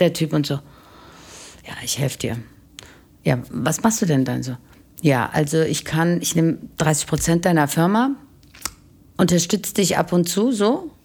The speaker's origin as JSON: {"language": "German", "country": "Germany", "tie": "born or raised there", "said": "aufgewachsen in Deutschland"}